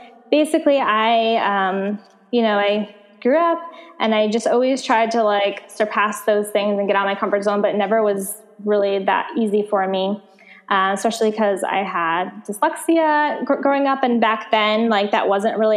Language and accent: English; Connecticut, United States; moved away as an adult; also born or lived in Santa Monica, California; now in Los Angeles, United States; Connecticut is where I'm from. And I moved from Connecticut about like 8 years ago now to California